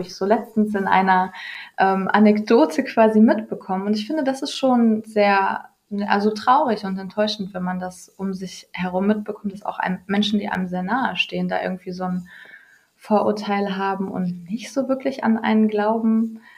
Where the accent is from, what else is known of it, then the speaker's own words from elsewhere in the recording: Ruhr area, North Rhine-Westphalia, Germany; ich komme aus dem Ruhrgebiet